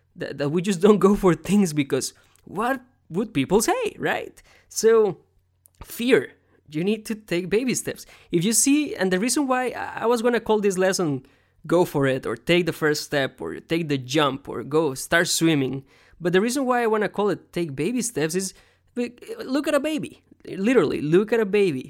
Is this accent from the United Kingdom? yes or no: no; Costa Rica; now in United States; I was born here in America, but I grew up in Costa Rica, but I'm still an American.